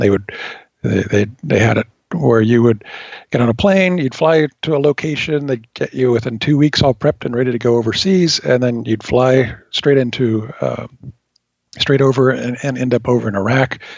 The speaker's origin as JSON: {"language": "English", "region": "California", "country": "United States", "tie": "born or raised there", "moved": "as an adult", "said": "born and raised in California, and absolutely at the time did not want to leave it."}